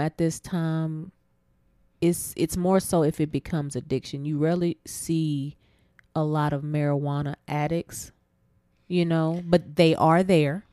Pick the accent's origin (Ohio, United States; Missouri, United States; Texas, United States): Texas, United States; Abilene; my hometown of Abilene